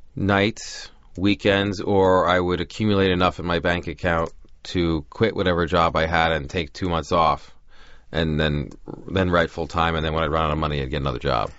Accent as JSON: {"language": "English", "town": "Great Neck", "region": "New York", "country": "United States", "tie": "born or raised there", "moved": "yes", "lives_now": "Los Angeles, United States", "said": "growing up in Long Island in the seventies and eighties"}